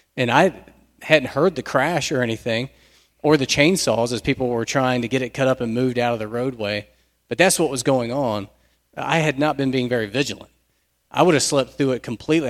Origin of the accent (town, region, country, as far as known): United States